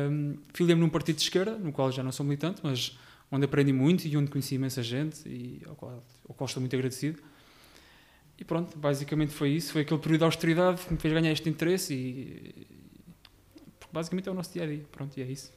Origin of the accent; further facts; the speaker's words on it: Alcobertas, Santarém District, Portugal; also born or lived in Rio Maior / Lisbon; Eu sou nascido e criado nas Alcobertas, a terra mais bonita do Conselho e mais a norte também